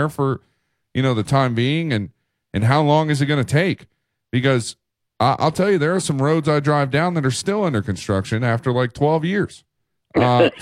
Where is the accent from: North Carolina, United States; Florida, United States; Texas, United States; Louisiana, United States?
Florida, United States; Tampa; now in Tuscaloosa, United States; I grew up in Tampa, Florida